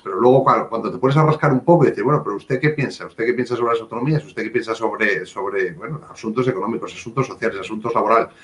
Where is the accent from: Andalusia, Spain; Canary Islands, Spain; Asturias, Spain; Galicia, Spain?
Asturias, Spain; como buen asturiano